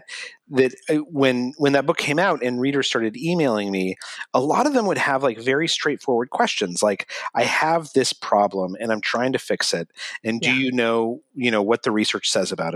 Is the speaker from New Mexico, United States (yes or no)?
yes; Albuquerque, New Mexico, United States; moved away; I grew up in Albuquerque, New Mexico